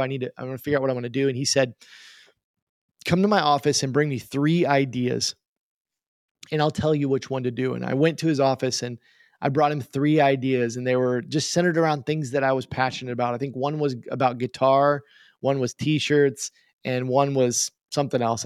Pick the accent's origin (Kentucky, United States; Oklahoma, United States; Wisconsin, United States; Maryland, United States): Oklahoma, United States; Tulsa; also born or lived in Tucumcari, New Mexico; I live in Tulsa, Oklahoma. I grew up here in Tulsa, Oklahoma, uh, for most of my life.